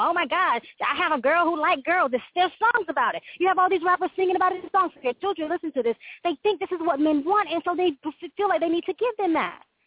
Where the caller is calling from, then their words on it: Florida, United States; I'm calling from Florida